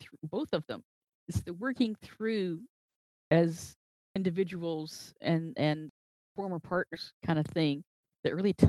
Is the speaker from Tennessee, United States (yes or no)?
yes; Tennessee, United States; I grew up in Podunk, Tennessee.